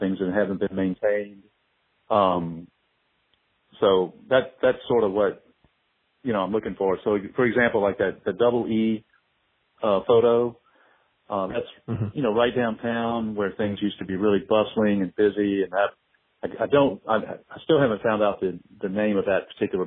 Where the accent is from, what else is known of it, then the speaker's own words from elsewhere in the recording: Morgan City, Louisiana, United States; now in New Orleans, United States; I grew up in Morgan City, Louisiana